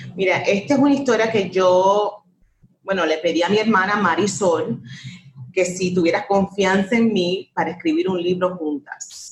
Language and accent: Spanish; United States; un país, mi país, donde yo nací